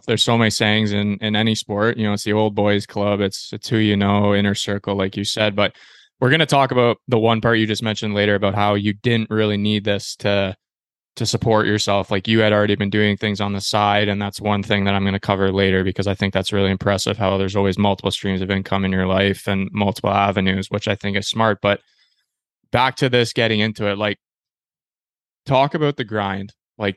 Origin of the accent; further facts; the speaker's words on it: Canada; I grew up playing baseball in Canada.